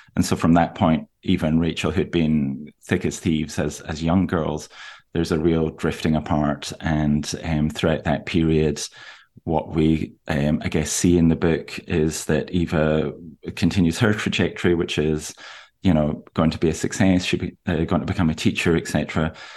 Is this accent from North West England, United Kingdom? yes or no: no; Aberdeen, Scotland, United Kingdom; moved away; I'm from Aberdeen, where a lot of the book is set, which is northeast Scotland